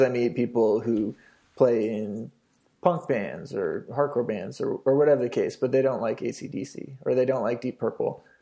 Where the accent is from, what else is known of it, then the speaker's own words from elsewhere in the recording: British Columbia, Canada; growing up in Canada